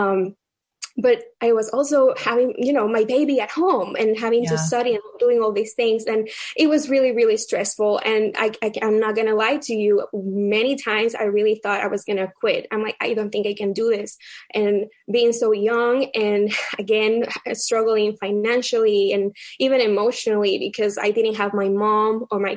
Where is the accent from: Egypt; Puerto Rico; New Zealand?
Puerto Rico; moved away as an adult; also born or lived in Baltimore; now in Virginia, United States; my husband and I, we were both born and raised in Puerto Rico